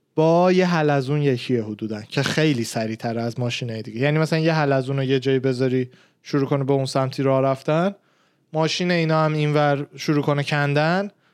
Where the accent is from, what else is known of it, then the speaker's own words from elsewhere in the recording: Tehran, Tehran Province, Iran; من خودم تهران به دنیا آمدم، بزرگ شدم